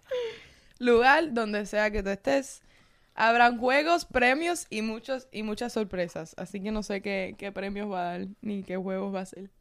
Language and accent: Spanish; Cuba; now in United States; A mí me ha pasado solamente por ser cubana